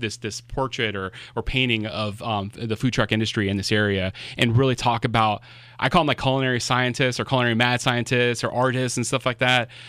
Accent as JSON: {"language": "English", "town": "Miami", "region": "Florida", "country": "United States", "moved": "yes", "said": "I'm originally from Florida"}